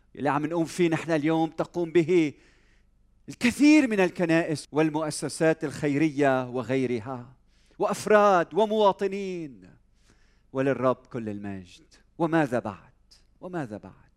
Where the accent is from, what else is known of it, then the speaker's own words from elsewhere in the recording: Lebanon; بلدنا لبنان وطننا لبنان وانا لبناني